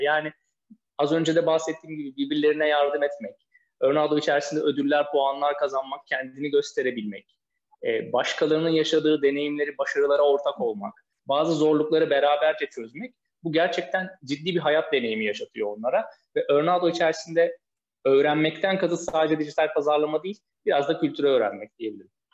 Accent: Tekirdağ, Turkey; now in Istanbul, Turkey; Üsk, İstanbul'da oturuyorum. Tekirdağlıyım

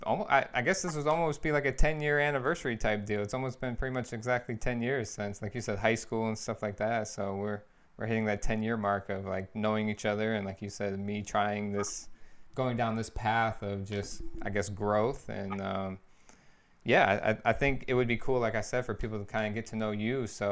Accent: Lansing, Michigan, United States; my hometown, Lansing, Michigan.

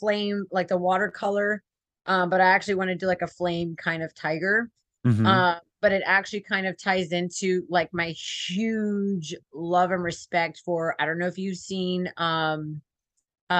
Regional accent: the Valley, Texas, United States; also born or lived in San Antonio, Texas; I'm Hispanic. I mean, I'm from the Valley

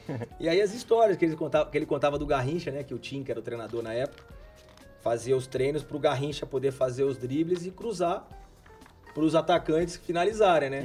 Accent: Brasília, Federal District, Brazil; moved away; also born or lived in Campinas / Italy; eu nasci em Brasília

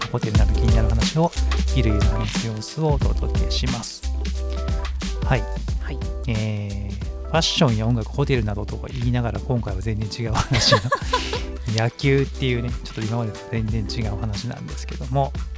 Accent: Kansai, Japan; 地元が関西なんですよね

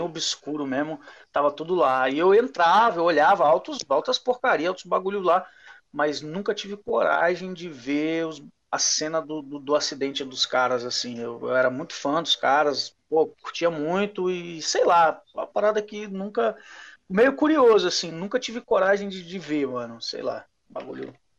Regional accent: Vila Velha, Espírito Santo, Brazil; Eu tava na casa da minha avó aqui em Vila Velha

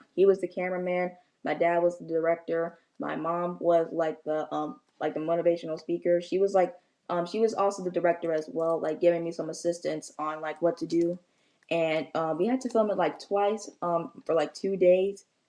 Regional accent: St. Louis, Missouri, United States; now in California, United States; my hometown is in St. Louis.

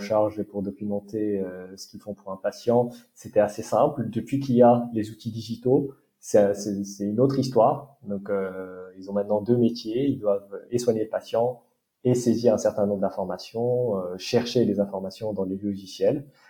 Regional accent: Morocco; moved away as an adult; also born or lived in France / United States; j'ai grandi au Maroc

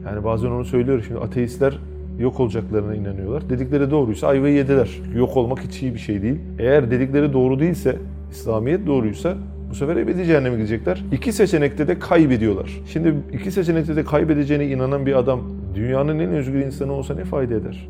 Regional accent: İzmir, Turkey; doğma büyüme İzmirliyim

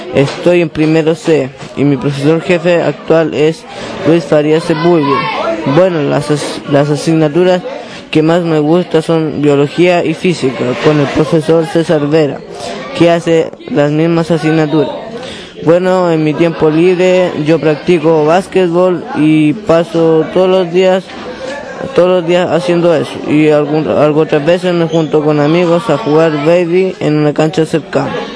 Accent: Cunaco, O'Higgins, Chile; also born or lived in San Fernando; nací en 1992 en el Hospital de San Fernando. Estudié en la básica Cunaco

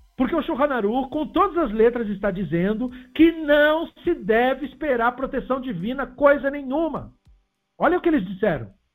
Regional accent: Brazil; somos brasileiros

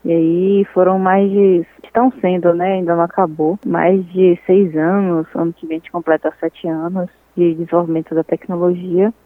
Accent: Salvador, Bahia, Brazil; eu ser nascida e criada em Salvador

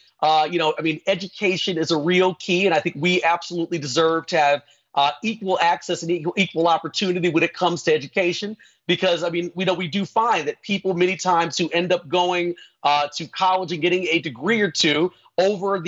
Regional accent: New York City, New York, United States; moved away as an adult; also born or lived in Atlanta, Georgia; now in Tempe, United States; I primarily grew up in the New York area, in the Bronx

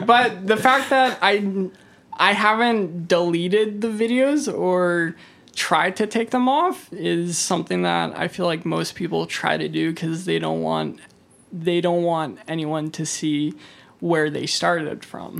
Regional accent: Kelowna, British Columbia, Canada; I'm born and raised from Kelowna

